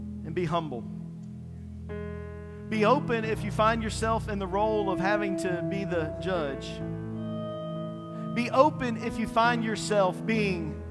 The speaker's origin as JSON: {"language": "English", "region": "Eastern North Carolina", "country": "United States", "said": "I'm from Eastern North Carolina."}